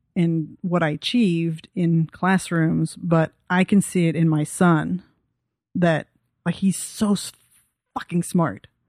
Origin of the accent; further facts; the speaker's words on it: Texas, United States; also born or lived in Belgium; I'm from Texas